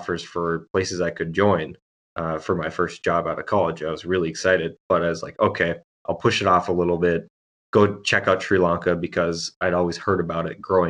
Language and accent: English; Minnesota, United States; also born or lived in California; I grew up in Minnesota, bounced all around the place in Minnesota.